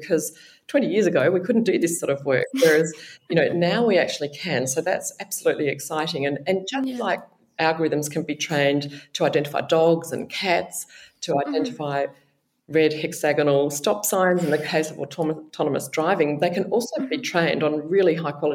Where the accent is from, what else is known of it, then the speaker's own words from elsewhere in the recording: Perth, Western Australia, Australia; moved away as an adult; also born or lived in Sydney, New South Wales; now in Melbourne, Australia; I grew up in Perth in Western Australia